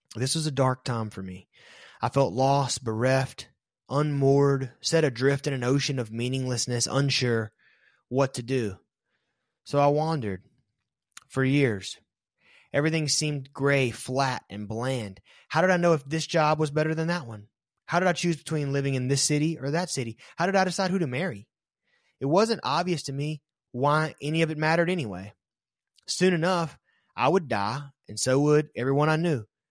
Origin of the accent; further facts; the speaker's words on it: American South, United States; Growing up in the American South made it almost mandatory to be a traditional Protestant Christian